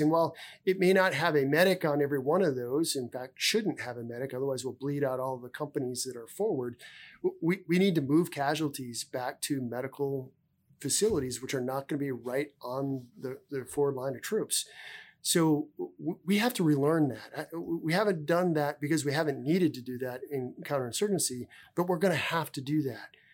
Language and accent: English; South Dakota, United States; moved away as an adult; I come from South Dakota. I'm a native South Dakotan, um, uh, born and raised there